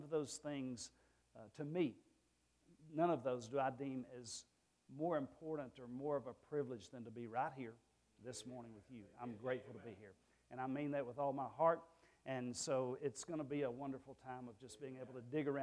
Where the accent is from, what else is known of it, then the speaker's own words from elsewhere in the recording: Rockland, Texas, United States; moved away; I grew up in Rockland, Texas